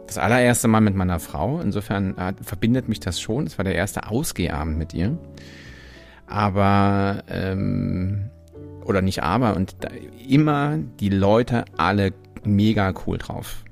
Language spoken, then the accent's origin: German; Germany; ich als Deutscher